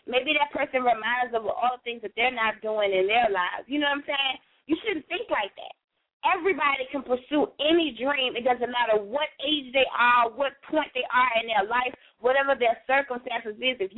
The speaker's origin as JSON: {"language": "English", "region": "New York", "country": "United States", "moved": "yes", "lives_now": "Virginia, United States", "said": "I've been here for quite some time, but I, I I'm from New York, so it's like I rep Virginia harder than I rep New York"}